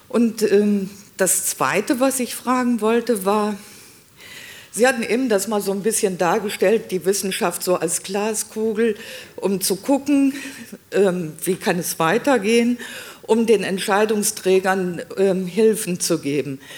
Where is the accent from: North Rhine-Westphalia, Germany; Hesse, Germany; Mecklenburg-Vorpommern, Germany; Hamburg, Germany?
Hesse, Germany; Vellmar; Ich komme ausnahmsweise nicht aus Baunatal, ich komme aus Fellmar.